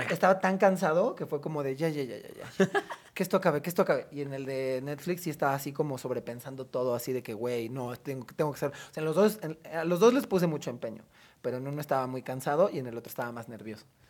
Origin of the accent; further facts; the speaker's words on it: Cuajimalpa, Mexico City, Mexico; toda mi adolescencia eh, sucedió en Cuapa